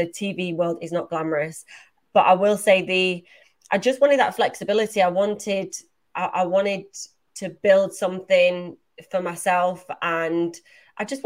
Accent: Manchester, North West England, United Kingdom; moved away; I'm from Manchester originally

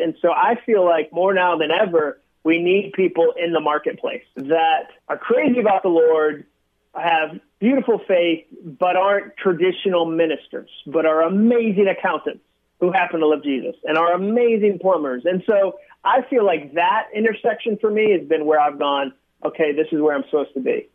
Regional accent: Massachusetts, United States; now in Nashville, United States; I came from Massachusetts. I grew up there

